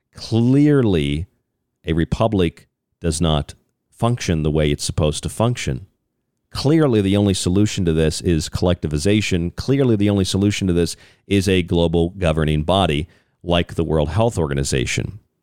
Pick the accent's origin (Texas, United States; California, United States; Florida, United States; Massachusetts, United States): Florida, United States; I'm from Florida